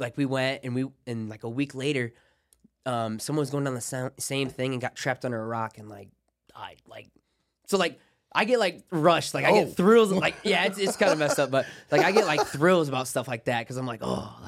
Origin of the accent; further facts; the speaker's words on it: Ohio, United States; Like, I'm from Ohio. Or like, I saw you in a tournament at like a tournament in Ohio.